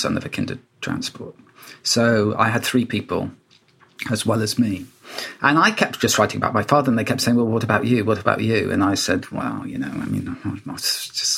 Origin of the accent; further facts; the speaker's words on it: Wales, United Kingdom; when I was a child and growing up in Wales